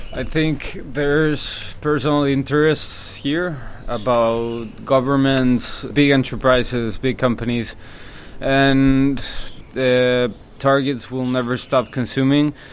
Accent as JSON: {"language": "English", "town": "Monterrey", "region": "Nuevo León", "country": "Mexico", "moved": "yes", "lives_now": "Playa del Carmen, Mexico", "said": "I'm from Monterrey, Monterrey, Mexico"}